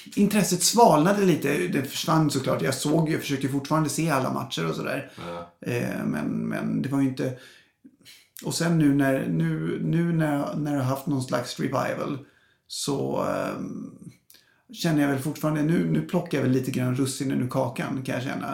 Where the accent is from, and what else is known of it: Stockholm, Stockholm County, Sweden; born or raised there